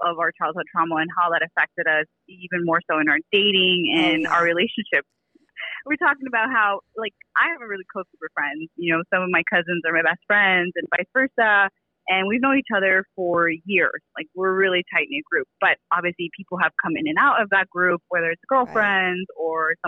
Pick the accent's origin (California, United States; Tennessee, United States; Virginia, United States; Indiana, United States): California, United States; I am from Coachella Valley. So my family is from Coachella.